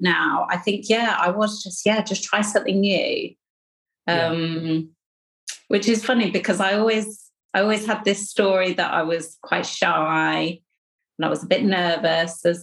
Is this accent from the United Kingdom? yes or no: yes; Hastings, South East England, United Kingdom; moved away as an adult; now in Sheffield, United Kingdom; I was born in Hastings on the south coast of England. So by the sea.